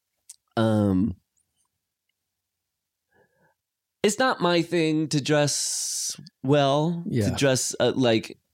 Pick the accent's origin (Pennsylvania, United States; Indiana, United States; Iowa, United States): Iowa, United States; now in California, United States; my experience growing up in Iowa